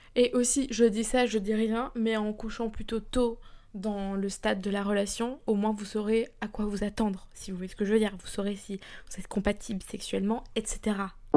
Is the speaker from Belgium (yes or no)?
yes; Belgium; moved away as an adult; now in London, United Kingdom; je suis belge